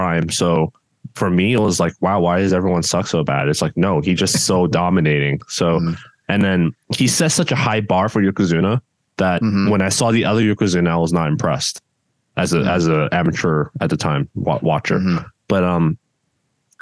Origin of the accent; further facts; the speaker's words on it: Hong Kong; now in United States; when I was growing up in Hong Kong